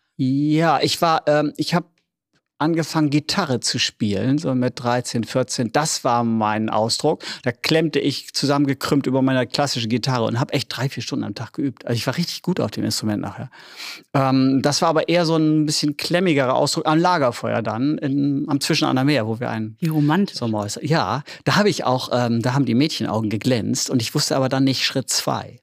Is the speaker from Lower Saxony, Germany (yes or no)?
yes; Oldenburg, Lower Saxony, Germany; accent: norddeutsch; moved away as an adult; also born or lived in Berlin; Ich bin ein richtiger Oldenburger Jung, ne? Bin hier geboren in Oldenburg